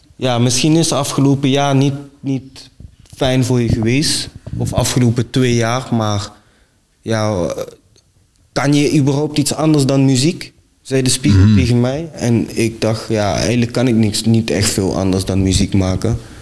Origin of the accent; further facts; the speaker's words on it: Venlo, Limburg, Netherlands; ik kom uit Venlo